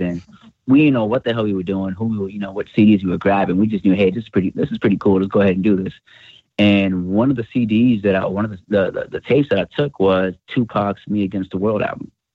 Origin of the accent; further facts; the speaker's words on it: New York City, New York, United States; born and raised in the Bronx